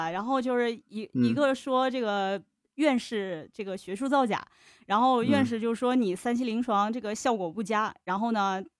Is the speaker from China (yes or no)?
yes; China; 我们不是说我们中国人不聪明，